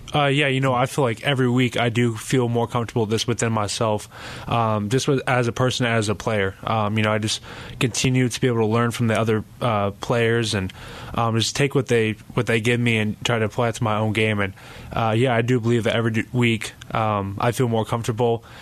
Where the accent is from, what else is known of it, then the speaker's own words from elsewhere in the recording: Carlsbad, California, United States; moved away; I'm very blessed to, uh, to be from Carlsbad.